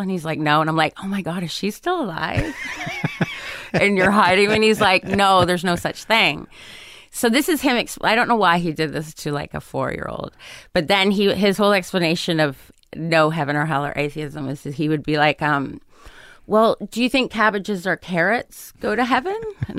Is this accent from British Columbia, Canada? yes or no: no; Ontario, Canada; moved away as an adult; also born or lived in England; now in United States; I grew up in Ontario, kind of a suburb of Toronto, and then I grew up in England a little bit, and then I moved back to Canada and then came down here.